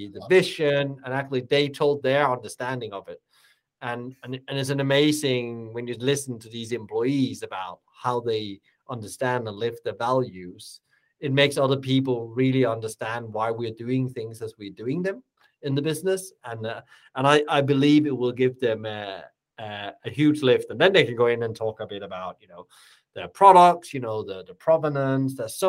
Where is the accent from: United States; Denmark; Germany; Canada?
Denmark; by the German border, Southern Denmark; I'm born and raised in the Danish hospitality family by the German border.